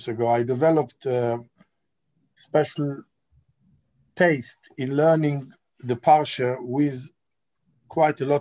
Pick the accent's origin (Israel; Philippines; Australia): Israel; accent: Israeli; moved away as an adult; now in London, United Kingdom; I'm an Israeli, as you'll hear from my accent. I live in London for the last 36 years